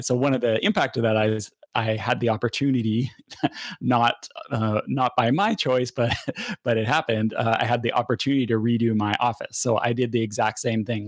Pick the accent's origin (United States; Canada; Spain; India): Canada